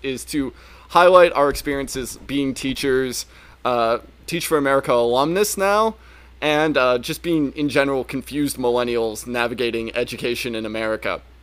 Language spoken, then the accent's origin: English; Northern Virginia, United States; I am from Northern Virginia, though I often lie and just say I'm from DC, like a lot of us Northern Virginians